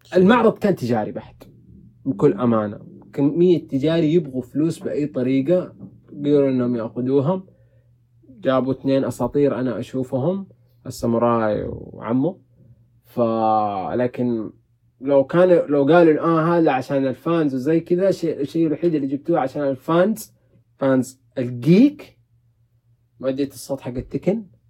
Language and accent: Arabic; Saudi Arabia; عندنا في السعوديه